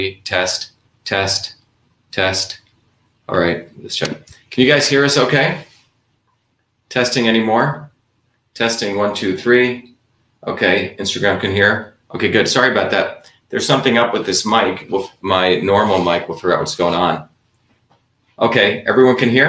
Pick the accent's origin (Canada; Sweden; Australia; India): India; moved away; I grew up originally in India